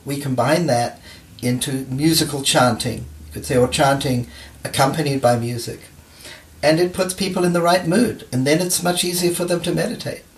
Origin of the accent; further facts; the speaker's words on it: New Zealand; moved away; I grew up in New Zealand.